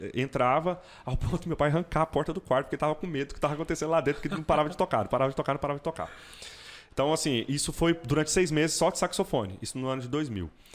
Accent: Goiânia, Goiás, Brazil; Eu sou goianiense, nascido em Goiânia

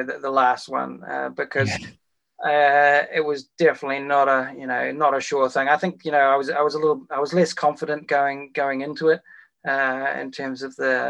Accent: Wellington, New Zealand; my hometown of Wellington

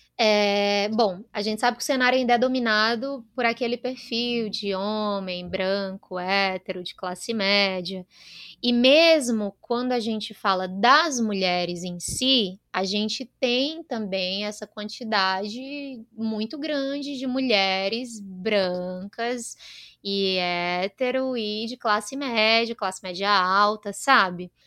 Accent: Northeast Region, Brazil; eu venho do Nordeste

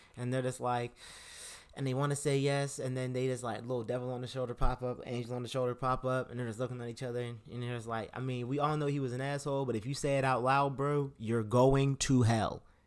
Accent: Pittsburgh, Pennsylvania, United States; we're from Pittsburgh

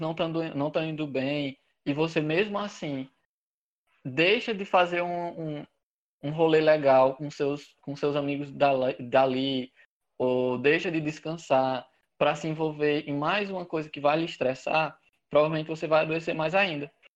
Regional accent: Granjeiro, Ceará, Brazil; now in Teresina, Brazil; eu sou de, de Grangeiro, no interior do Ceará, uma cidadezinha muito pequena, perto de Juazeiro do Norte

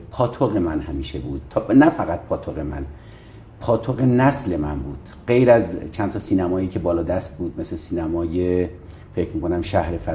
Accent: Mashhad, Razavi Khorasan, Iran; also born or lived in Sistan and Baluchestan / Tehran; دیگه توی قوم بسیار مهمان دوست بلوچ به دنیا اومدم ولی بلوچ نیستم و والدینم خراسان جنوبی هستن بیرجندی خودم در مشهد و در تهران بزرگ شدم

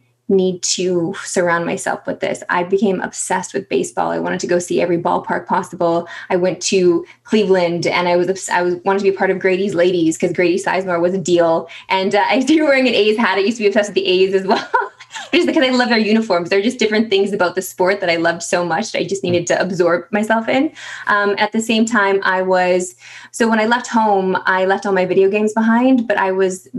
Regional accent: Saskatoon, Saskatchewan, Canada; moved away as an adult; now in Toronto, Canada; I grew up in Saskatoon, Saskatchewan.

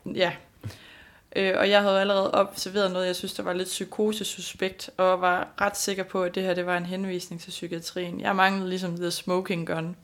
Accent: Denmark

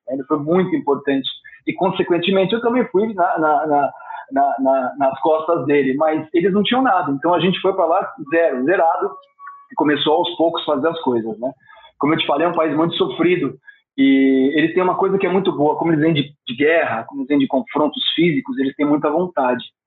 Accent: Brazil; eu sou brasileiro

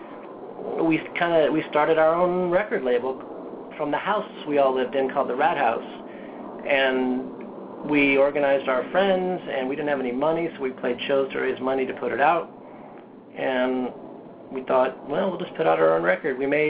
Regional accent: Indianapolis, Indiana, United States; I'm from Indianapolis

